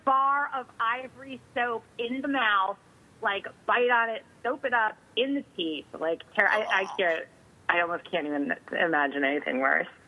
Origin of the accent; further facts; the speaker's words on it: Northeast, United States; I grew up in the Northeast